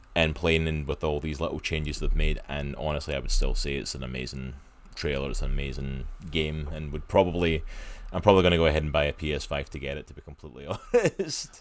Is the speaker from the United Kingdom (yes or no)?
yes; Scotland, United Kingdom; now in United States; I'm Scottish